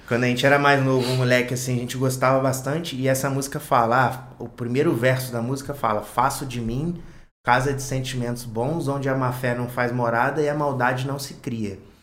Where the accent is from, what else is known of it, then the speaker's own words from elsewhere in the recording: Volta Redonda, Rio de Janeiro, Brazil; nativo de Volta Redonda, nascido e criado